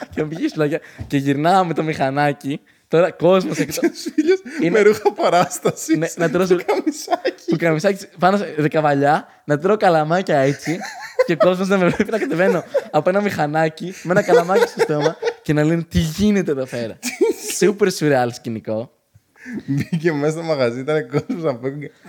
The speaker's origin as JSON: {"language": "Greek", "town": "Ioannina", "region": "Epirus", "country": "Greece", "said": "Είμαστε από Γιάννενα."}